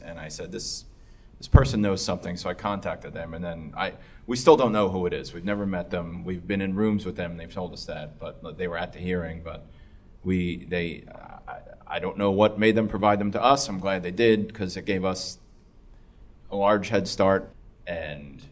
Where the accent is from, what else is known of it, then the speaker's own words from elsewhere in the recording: New Jersey, United States; moved away; I'm from New Jersey